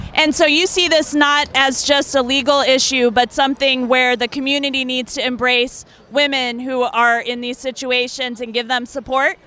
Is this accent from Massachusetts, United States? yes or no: no; Fredericksburg, Virginia, United States; Fredericksburg, Virginia.